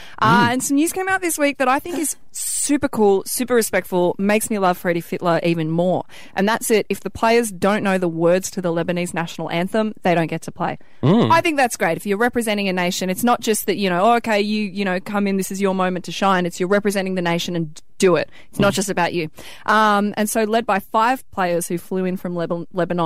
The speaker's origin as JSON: {"language": "English", "country": "Ireland", "moved": "yes", "lives_now": "Sydney, Australia", "said": "I'm Irish. I'm trying to learn my own language."}